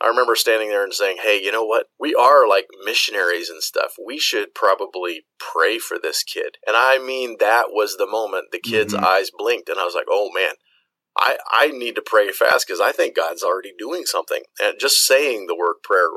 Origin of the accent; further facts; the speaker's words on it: United States; moved away as an adult; all of the medical experience that I have is from growing up in the United States